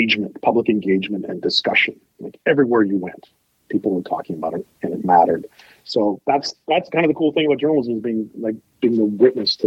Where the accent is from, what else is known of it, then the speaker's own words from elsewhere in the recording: Ottawa, Ontario, Canada; I was born in Ottawa, spent most of my life here, went to Glebe High School, went to Ottawa U